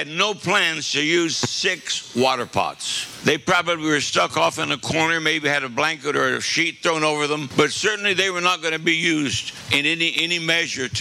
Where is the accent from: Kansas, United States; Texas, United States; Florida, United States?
Kansas, United States; I'm from Kansas.